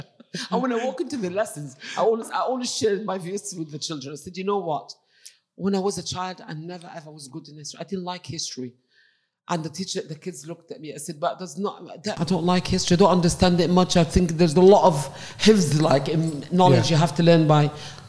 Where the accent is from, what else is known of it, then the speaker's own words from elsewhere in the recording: Egypt; English is a second language; moved away as an adult; now in United Kingdom; Because I came from Egypt, obviously, in 1984, as a qualified science teacher, qualified in Egypt, but I wasn't qualified here.